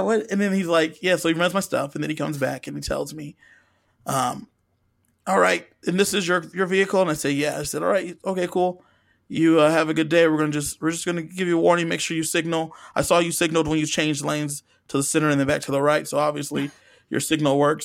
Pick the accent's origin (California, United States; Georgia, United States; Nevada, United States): California, United States; Southern; I'm from Southern California